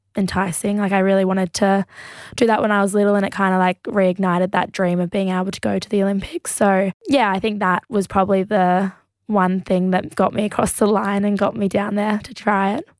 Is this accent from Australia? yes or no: yes; Australia; being Australian